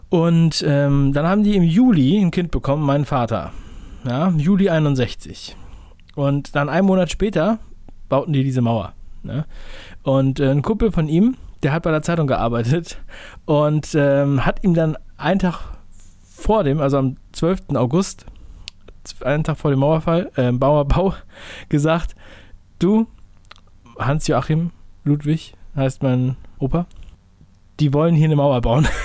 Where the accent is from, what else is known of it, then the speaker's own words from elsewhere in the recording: Berlin, Germany; Ich bin mal ein Berliner gewesen. Ne? Ich bin da geboren, aufgewachsen, Prenzlberg. Das war meine Gegend. Direkt an der Prenzlauer Allee.